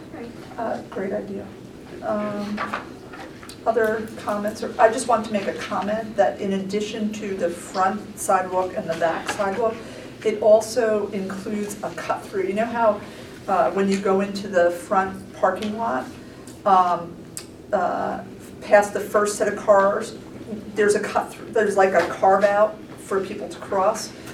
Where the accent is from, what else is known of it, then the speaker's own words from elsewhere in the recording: Newark, New Jersey, United States; I grew up in Newark and went through the public school system there